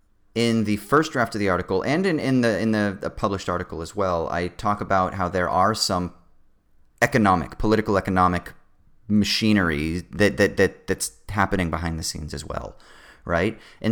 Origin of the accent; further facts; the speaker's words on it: Sydney, New South Wales, Australia; one of your dreams growing up in Sydney is to be able to perform on the stage where all of your fucking heroes have performed